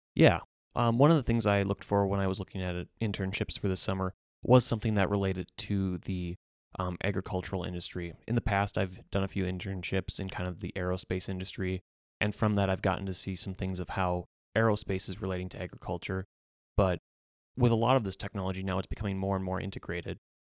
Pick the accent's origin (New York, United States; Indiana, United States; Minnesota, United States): Minnesota, United States; central; moved away as an adult; also born or lived in North Dakota; I'm originally from central Minnesota. I grew up on a family farm there